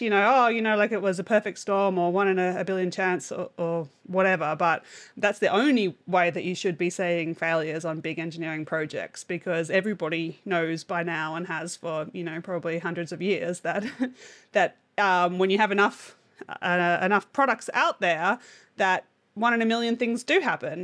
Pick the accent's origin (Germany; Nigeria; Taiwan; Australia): Australia; as an Australian